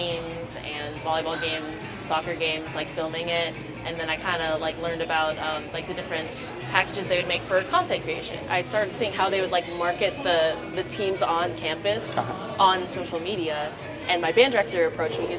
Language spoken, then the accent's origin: English; Lake Mary, Florida, United States; also born or lived in Orlando; I grew up in Lake Mary